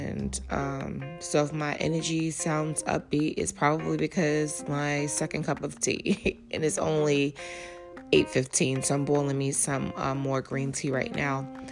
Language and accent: English; New York City, New York, United States; I'm from Harlem